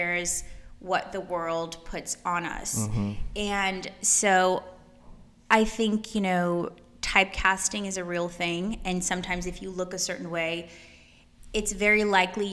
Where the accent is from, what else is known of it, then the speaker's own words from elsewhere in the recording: New York, United States; accent: Brooklyn; also born or lived in Kyiv, Ukraine; now in Los Angeles, United States; they came when I was about 2 years old. So I grew up in New York